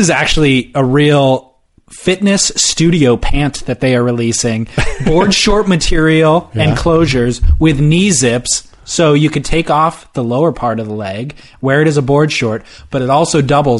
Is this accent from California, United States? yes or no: yes; Long Beach, California, United States; I was born in Long Beach.